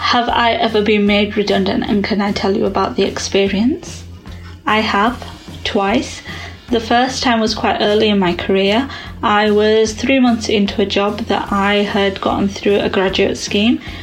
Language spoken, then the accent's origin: English; Yorkshire and the Humber, United Kingdom; also born or lived in London